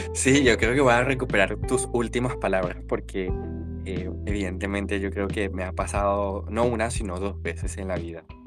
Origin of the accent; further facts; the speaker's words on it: Venezuela; moved away as an adult; now in Valparaíso, Chile; soy venezolano en un país austral actualmente y a ver, de estos eh, casi 27 años que tengo y 4 años en Chile